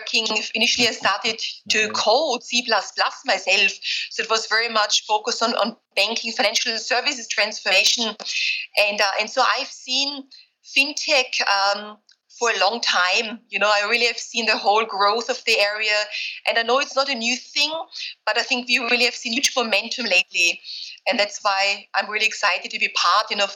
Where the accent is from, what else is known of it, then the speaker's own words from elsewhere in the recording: Austria; moved away as an adult; also born or lived in Vienna / Berkeley / Silicon Valley; now in London, United Kingdom; I grew up in Austria. So I'm Austrian originally.